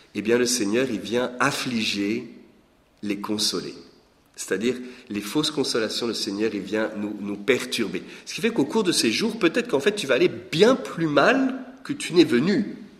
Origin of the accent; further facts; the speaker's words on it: Lorraine, Grand Est, France; moved away as an adult; also born or lived in Belgium; Je suis né en Lorraine, il y a 46 ans